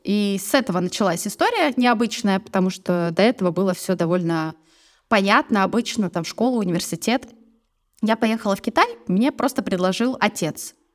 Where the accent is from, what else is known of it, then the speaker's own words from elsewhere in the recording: Vladivostok, Primorsky Krai, Russia; moved away as an adult; also born or lived in Barnaul / China; Я родилась в Владивостоке. Я приморская угу. девчонка